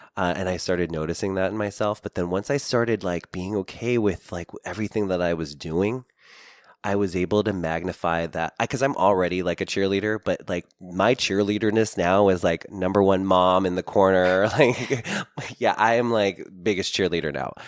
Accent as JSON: {"language": "English", "country": "Philippines", "said": "being Filipino"}